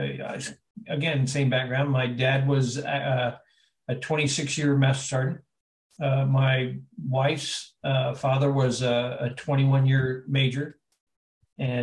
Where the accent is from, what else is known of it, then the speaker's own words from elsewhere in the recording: Niceville, Florida, United States; moved away as an adult; I grew up in a little town called Niceville, Florida.